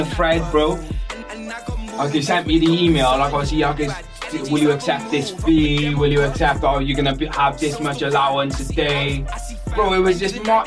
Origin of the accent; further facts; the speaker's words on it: Cardiff, Wales, United Kingdom; I was born in Cardiff